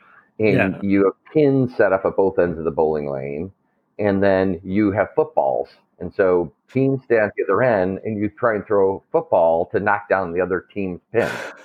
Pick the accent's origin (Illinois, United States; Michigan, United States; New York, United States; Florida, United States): Michigan, United States; Detroit; as a kid growing up in Detroit